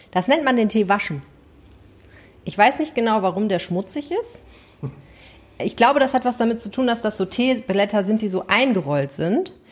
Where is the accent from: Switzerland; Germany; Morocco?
Morocco; Als Marokkaner muss man das ja so hoch machen und dann möglichst viel fladdern.